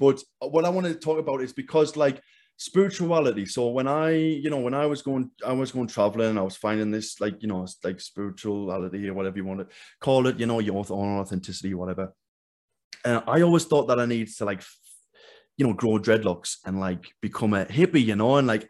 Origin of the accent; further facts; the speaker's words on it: England, United Kingdom; like I feel like I was always like I'm running away from England in a sense. You know, I'm running away from my past.